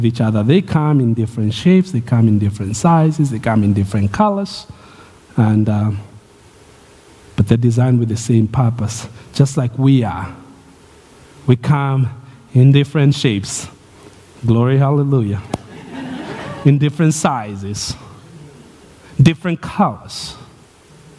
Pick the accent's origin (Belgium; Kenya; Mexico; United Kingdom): Kenya; moved away; Growing up in Kenya